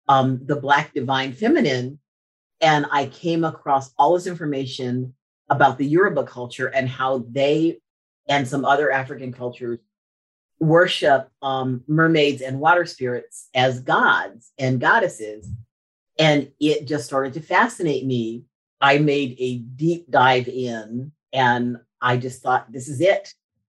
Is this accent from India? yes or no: no; Morocco; now in Charleston, United States; I was born in Morocco.